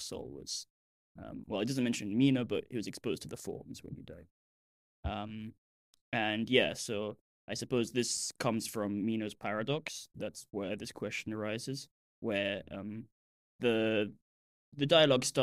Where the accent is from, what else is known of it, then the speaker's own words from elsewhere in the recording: Milan, Lombardy, Italy; moved away; I'm from Milan.